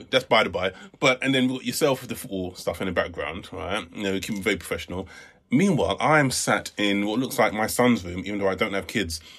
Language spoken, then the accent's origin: English; United Kingdom; Listen, I like my status as a British